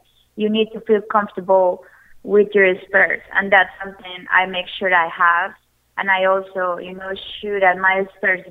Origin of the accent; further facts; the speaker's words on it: Colombia; now in United States; growing up in Colombia